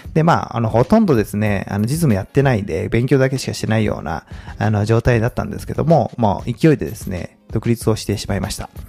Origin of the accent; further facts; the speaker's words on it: Komaki, Aichi, Japan; moved away as an adult; also born or lived in Tokyo; もともと、あの、出身は愛知県です。まあ、小牧というですね、まあ、結構田舎なんですけども、名古屋のいわゆるベッドタウンですね。まあそこで高校までいまして